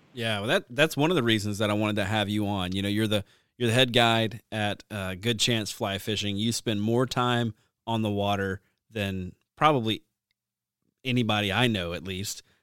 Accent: the South, United States; growing up in the South

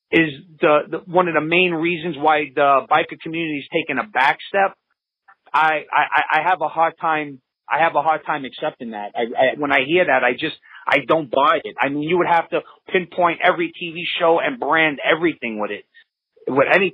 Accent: New York City, New York, United States; now in upstate New York, United States; I live upstate New York now. I'm originally from Brooklyn

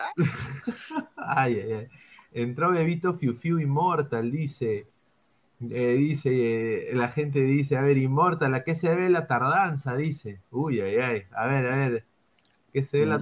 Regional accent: Peru; now in United States; mi, país, ¿no? o sea, donde yo nací, que es el Perú

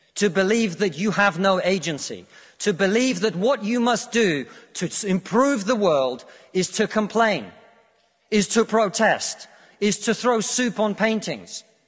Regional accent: Russia; now in United Kingdom; I come from Russia

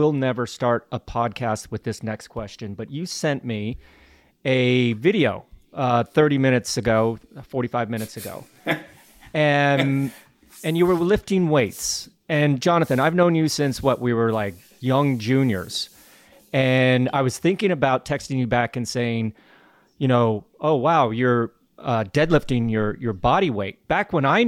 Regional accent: Colorado, United States; we grew up living in Colorado together back in the day

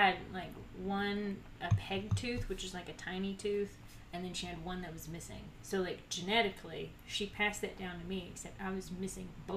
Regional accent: Dyersburg, Tennessee, United States; moved away; I'm from Dyersburg

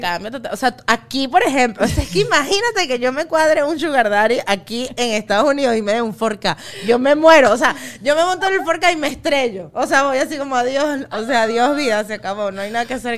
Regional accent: Los Teques, Miranda, Venezuela; born or raised there; also born or lived in Trujillo (family)

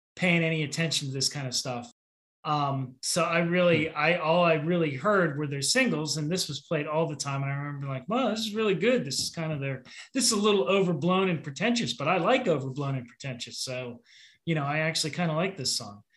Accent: Pittsburgh, Pennsylvania, United States; I'm from Pittsburgh

